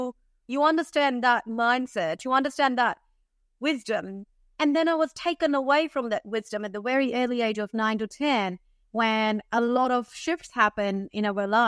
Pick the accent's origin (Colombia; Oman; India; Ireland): India; moved away as an adult; now in Australia; Okay, so I'm born in India. I lived in India. I grew up in India and moved to Australia at the age of 21. I'm 35, almost 35 right now.